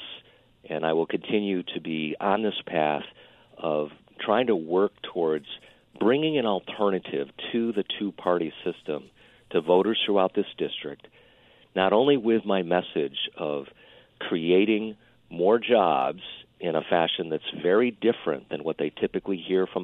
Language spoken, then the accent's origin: English; central New York State, United States; moved away as an adult; also born or lived in Silicon Valley; I'm a native here of upstate New York, central New York State